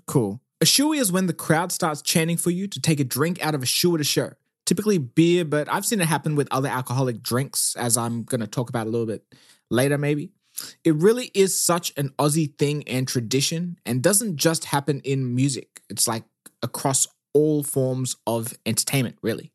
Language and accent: English; South Africa; now in Australia; I am South African